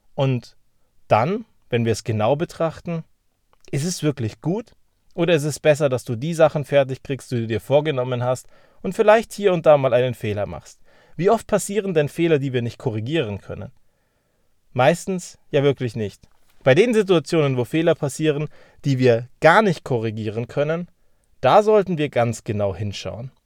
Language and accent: German; Germany; wir sind ja Deutsche.